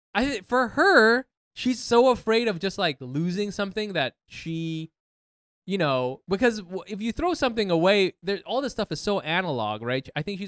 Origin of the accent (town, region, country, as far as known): Orange County, California, United States; born or raised there; now in New York, United States